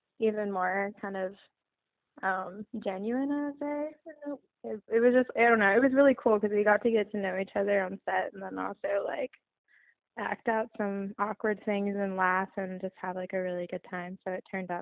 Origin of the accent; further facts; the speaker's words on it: Iowa, United States; also born or lived in Los Angeles; now in Nashville, United States; I'm from Iowa